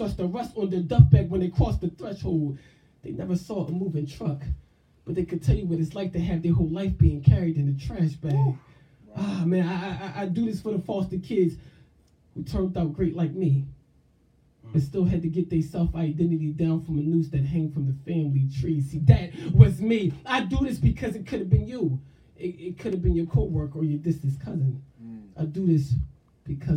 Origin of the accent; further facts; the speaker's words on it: Sicklerville, New Jersey, United States; also born or lived in Philadelphia, Pennsylvania; I was born in Philly, but that's not where I was built at. I was built at in a small little town called Sicklerville, New Jersey